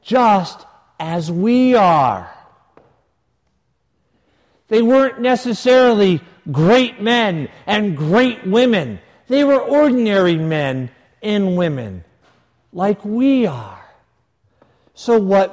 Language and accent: English; United States; we're from the States